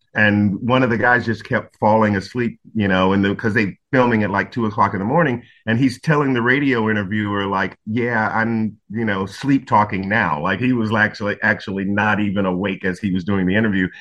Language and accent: English; North Carolina, United States; now in New York City, United States; growing up in North Carolina